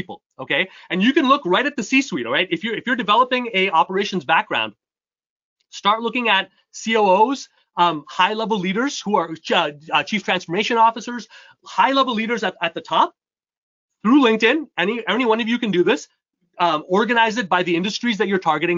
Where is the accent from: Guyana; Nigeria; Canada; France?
Canada; also born or lived in upstate New York, United States; now in New York, United States; I was born and raised in Canada